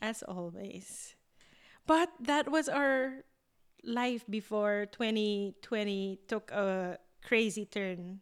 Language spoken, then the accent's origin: English; Philippines; moved away as an adult; also born or lived in Singapore; now in Berlin, Germany